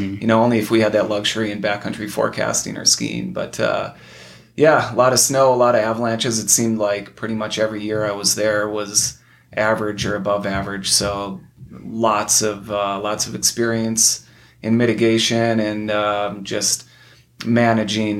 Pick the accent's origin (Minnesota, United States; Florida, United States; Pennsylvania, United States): Minnesota, United States; also born or lived in Utah; now in Bozeman, United States; I grew up in the flatlands of Minnesota